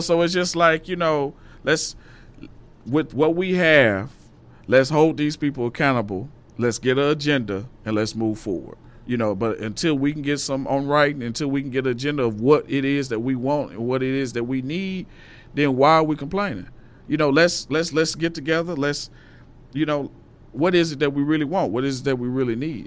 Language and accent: English; Little Rock, Arkansas, United States; I'm from Little Rock, Arkansas